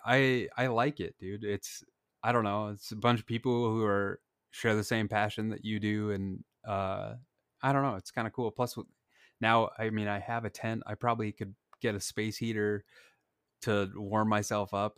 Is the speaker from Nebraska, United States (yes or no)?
yes; Blair, Nebraska, United States; my hometown Blair